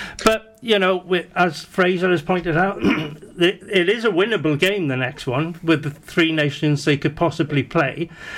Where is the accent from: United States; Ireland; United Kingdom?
United Kingdom; Welsh, Wales; I'm Welsh through and through